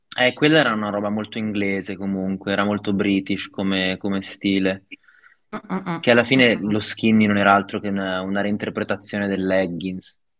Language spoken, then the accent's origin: Italian; Novara, Piedmont, Italy; Io sono di Novara